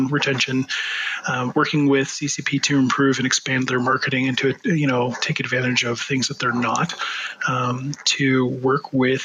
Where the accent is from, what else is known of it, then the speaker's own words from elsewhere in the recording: Canada; I am Canadian.